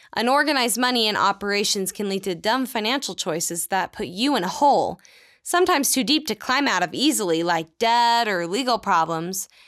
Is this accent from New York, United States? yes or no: no; Texas, United States; moved away; also born or lived in Utah; I'm originally from the great state of Texas